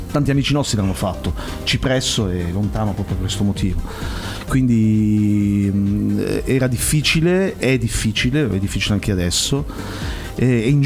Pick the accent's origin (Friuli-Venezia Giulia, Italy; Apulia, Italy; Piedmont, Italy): Apulia, Italy; Bari; io sono di Bari